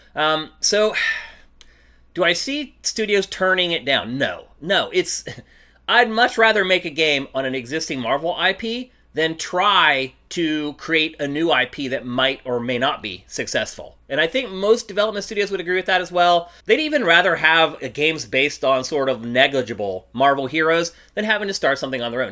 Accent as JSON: {"language": "English", "town": "Philadelphia", "region": "Pennsylvania", "country": "United States", "moved": "yes", "lives_now": "Los Angeles, United States", "said": "I'm from Philly"}